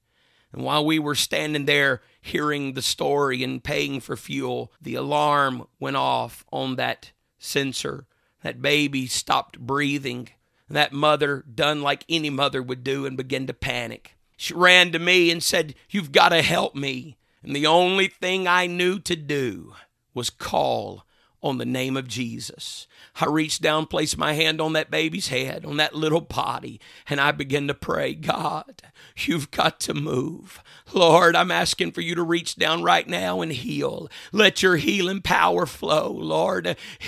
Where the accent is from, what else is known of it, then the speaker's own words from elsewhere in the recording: Mississippi, United States; Another time, my grandfather and I were going into the town that I grew up in Mississippi.